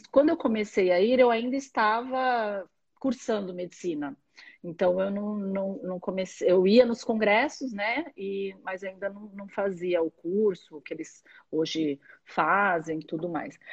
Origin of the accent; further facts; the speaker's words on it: Santos, São Paulo, Brazil; also born or lived in Ribeirão Preto; sou de Santos, nasci em Santos